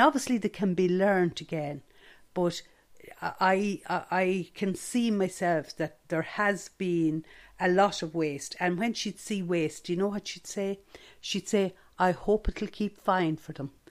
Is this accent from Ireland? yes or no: yes; Stradbally, Leinster, Ireland; growing up in Stradbally